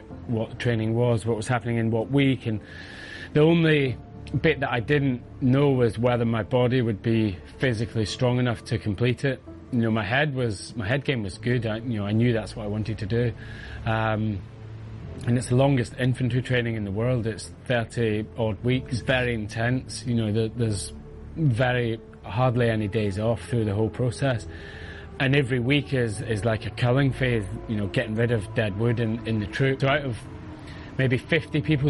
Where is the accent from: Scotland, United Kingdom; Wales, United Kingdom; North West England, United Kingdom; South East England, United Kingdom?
Scotland, United Kingdom; near Glasgow, west coast of; I was born near Glasgow, but live on the west coast of Scotland, so down, you know, near the sea, just across from Northern Ireland